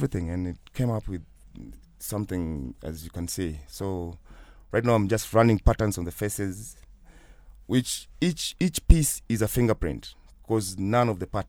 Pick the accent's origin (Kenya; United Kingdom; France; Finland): Kenya; I'm from Kenya. I'm not from Africa.